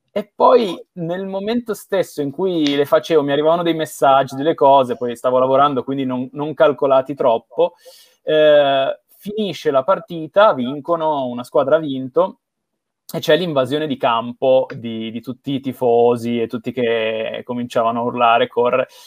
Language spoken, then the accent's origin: Italian; Bra, Piedmont, Italy; io sono nato a Bra, in provincia di Cuneo, vicino a Torino